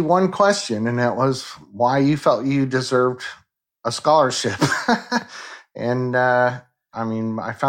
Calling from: Kansas City, Missouri, United States; Kansas City, Missouri, at my home.

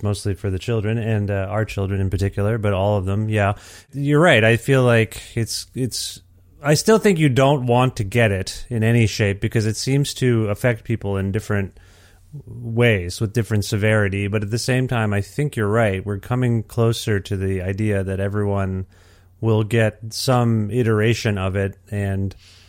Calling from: Alberta, Canada; I'm calling you from Alberta

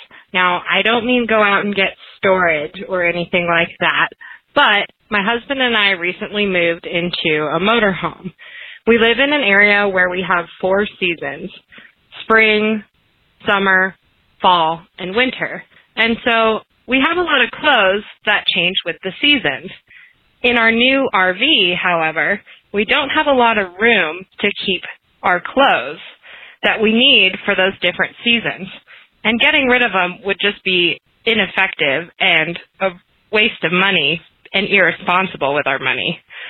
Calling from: Mammoth Lakes, California, United States; I'm calling from Mams Lakes, California.

